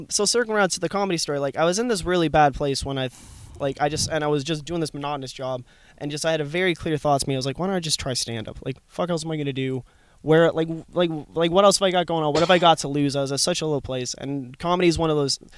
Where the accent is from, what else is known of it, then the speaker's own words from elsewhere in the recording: Canada; now in Youghal, Ireland; I'm Canadian. I have to be.